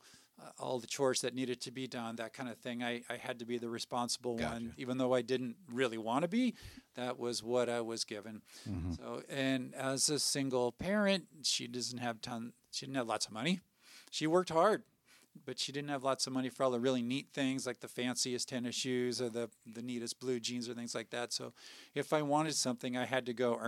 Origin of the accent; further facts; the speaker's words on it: Puyallup, Washington, United States; moved away as an adult; now in Spokane Valley, United States; I grew up in Puyallup